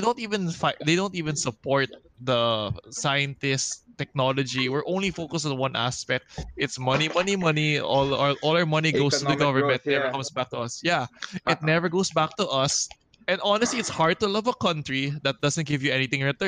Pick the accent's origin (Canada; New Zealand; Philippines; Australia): Philippines; A lot of us are actually trying to move abroad as well because there's not much opportunities happening for us in the Philippines